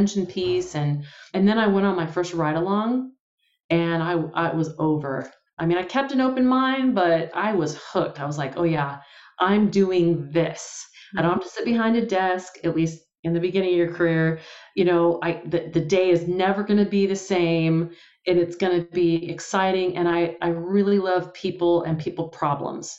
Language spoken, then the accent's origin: English; San Pablo, California, United States; I grew up in San Pablo, went to Richmond High in the East Bay, in Contra Costa County in the Bay Area